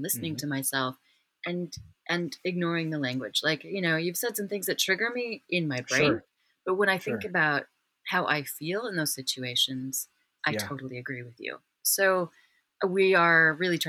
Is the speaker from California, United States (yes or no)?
no; Wyoming, United States; I'm from Wyoming